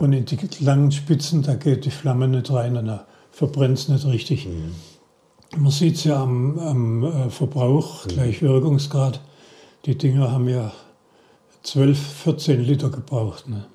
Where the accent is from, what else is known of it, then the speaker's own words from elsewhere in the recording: Heilbronn district, Baden-Württemberg, Germany; also born or lived in Stuttgart / Koblenz; Ich bin in Stuttgart geboren, im Kreis Heilbronn aufgewachsen war in Heilbronn auf dem Gymnasium